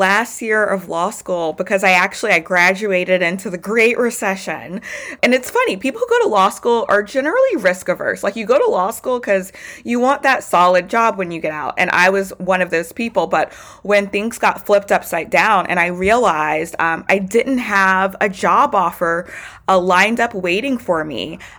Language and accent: English; Baton Rouge, Louisiana, United States; I was born and raised in Baton Rouge, Louisiana. I'm positive that it's, you know, my Southern Louisiana upbringing